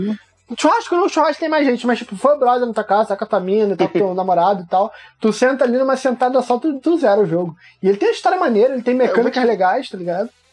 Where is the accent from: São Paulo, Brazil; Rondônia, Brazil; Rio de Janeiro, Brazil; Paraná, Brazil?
Rio de Janeiro, Brazil; São João de Meriti; eu sou também de São João do Meriti, não é pequeno, mas é afastado.